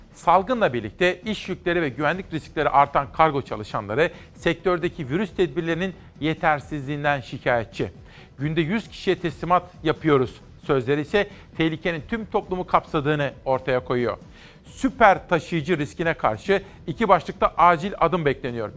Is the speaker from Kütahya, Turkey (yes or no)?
yes; Simav, Kütahya, Turkey; moved away; küçük bir çocukken Kütahya Simav'da Fatih İlköğretim Okulu'nda